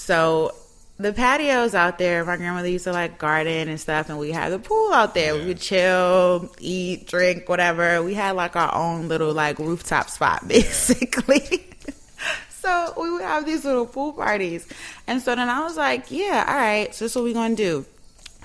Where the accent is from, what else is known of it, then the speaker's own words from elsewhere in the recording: New York City, New York, United States; I grew up in Harlem, born and raised on the east side